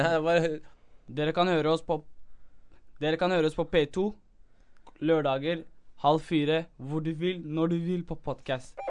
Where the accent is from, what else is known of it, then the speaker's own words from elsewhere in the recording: Somalia; now in Norway; Jeg er fra Somalia